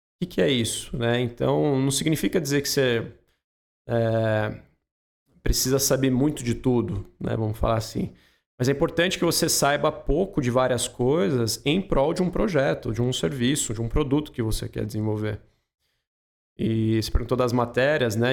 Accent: Espírito Santo do Pinhal, São Paulo, Brazil; accent: mix of Pinhal and São Paulo; Eu nasci aqui em Pinhal mesmo, né? É, eu tenho um sotaque um pouco misturado com Pinhal e também São Paulo, porque a minha mãe é paulista

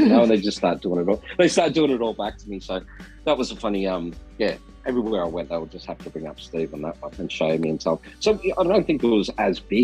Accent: Australia; accent: Australian; singing in an Australian accent

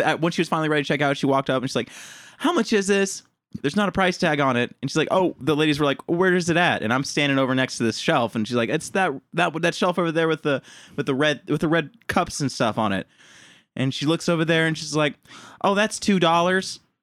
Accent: Honey Grove, Texas, United States; moved away; my hometown, Honey Grove.

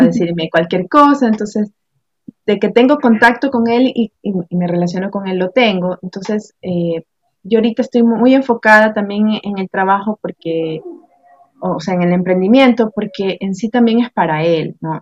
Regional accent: Guayaquil, Guayas, Ecuador; yo soy de aquí de Guayaquil, Ecuador

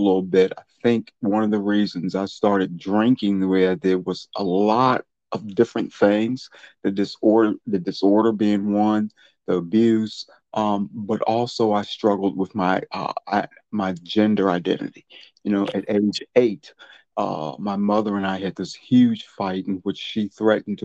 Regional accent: Charlottesville, Virginia, United States; I'm a native of Charlottesville in Alamar County. I lived in North Garden all my life.

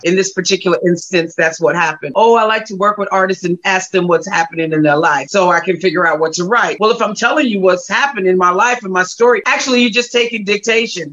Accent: Gary, Indiana, United States; I'm originally from Gary, Indiana

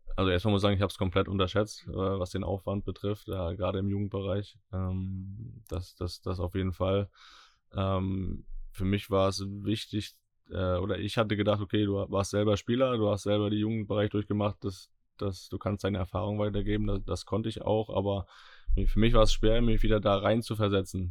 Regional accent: Northern Germany, Germany; wir beide als äh, Norddeutsche

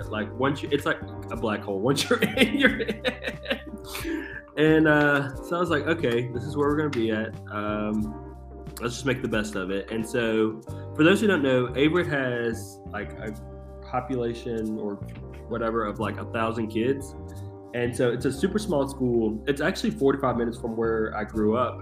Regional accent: Halifax County, Virginia, United States; moved away as an adult; also born or lived in Danville, Virginia / Richmond, Virginia; I was born in a small town in Virginia, Halifax County. It's kind of on the south side of Virginia. I went to Halifax County High

